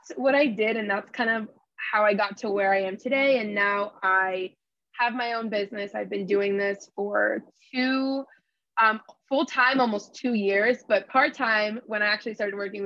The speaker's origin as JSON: {"language": "English", "region": "Connecticut", "country": "United States", "also_born_or_lived": "Los Angeles, California", "said": "I'm from Connecticut"}